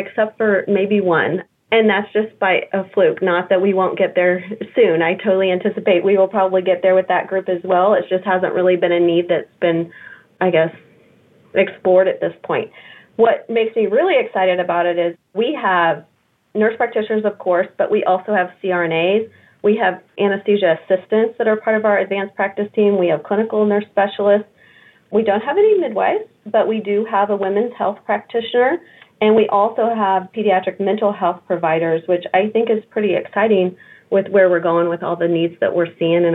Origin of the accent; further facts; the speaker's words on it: Kansas City, United States; I was born and raised in Kansas City